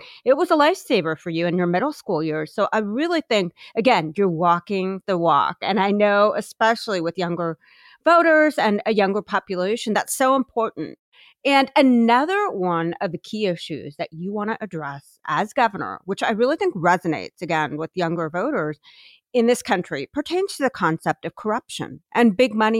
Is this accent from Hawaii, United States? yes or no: no; Ohio, United States; my home state of Ohio